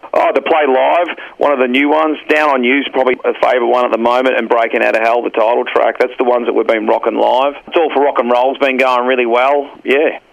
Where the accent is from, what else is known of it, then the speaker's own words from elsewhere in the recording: Warrnambool, Victoria, Australia; we would drive down from Warrnambool